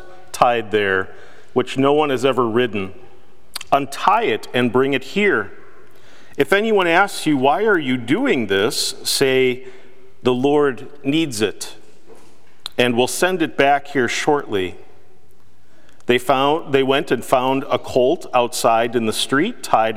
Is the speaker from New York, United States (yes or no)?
no; Milton, Wisconsin, United States; growing up in Milton, Wisconsin, and growing up in the area.